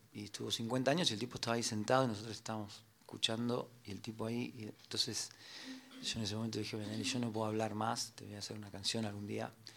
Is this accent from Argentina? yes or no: yes; Morón, Buenos Aires Province, Argentina; Soy de Morón